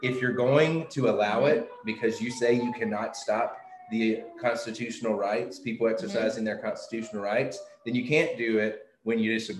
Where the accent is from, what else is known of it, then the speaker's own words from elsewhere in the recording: West Tennessee, United States; I grew up in West Tennessee.